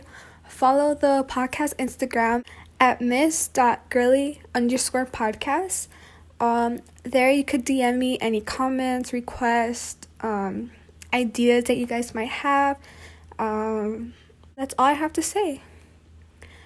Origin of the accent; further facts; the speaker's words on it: Texas, United States; We're both from Texas